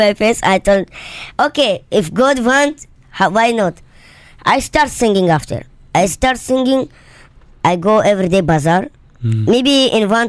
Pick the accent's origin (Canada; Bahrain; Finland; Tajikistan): Tajikistan; English is a second language; also born or lived in London; now in Dubai, United Arab Emirates; Originally, I am from Tajikistan